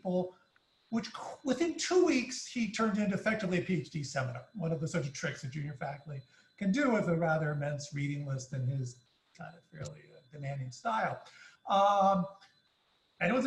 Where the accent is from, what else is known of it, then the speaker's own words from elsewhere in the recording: Palo Alto, California, United States; I grew up in Palo Alto, California